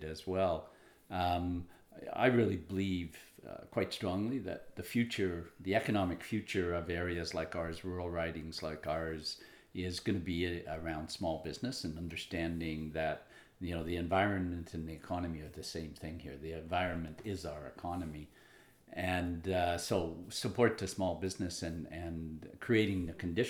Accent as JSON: {"language": "English", "town": "Nelson", "region": "British Columbia", "country": "Canada", "tie": "born or raised there", "said": "I grew up in Nelson and graduated from L.V. Rogers High School in Nelson"}